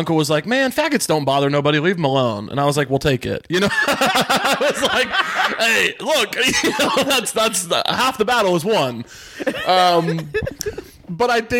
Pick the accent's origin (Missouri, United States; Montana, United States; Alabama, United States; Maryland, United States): Missouri, United States; rural; I grew up in very rural Missouri around a bunch of extremely religious white evangelicals